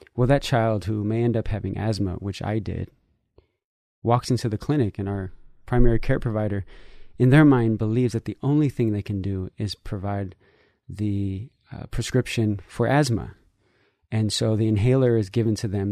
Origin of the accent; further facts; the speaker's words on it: San Francisco, California, United States; also born or lived in Nicaragua (family origin); I grew up in San Francisco